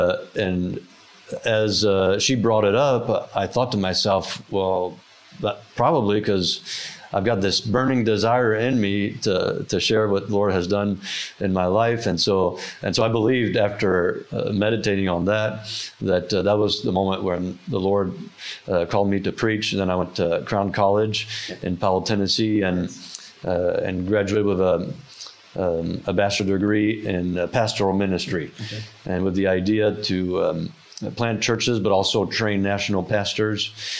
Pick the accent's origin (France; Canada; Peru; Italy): France; also born or lived in Norfolk, Virginia; Yes, I was born in Norfolk, Virginia, and when I was two, my parents went to France to be missionaries and had a planting ministry there for over 25 years.